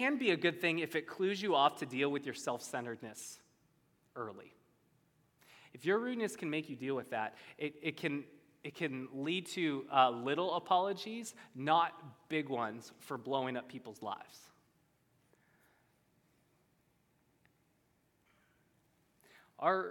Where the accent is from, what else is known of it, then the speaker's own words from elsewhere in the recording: United States; I'm an American.